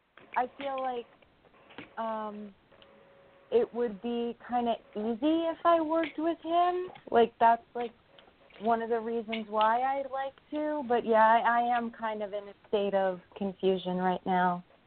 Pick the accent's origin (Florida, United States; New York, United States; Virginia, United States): New York, United States; I'm from New York.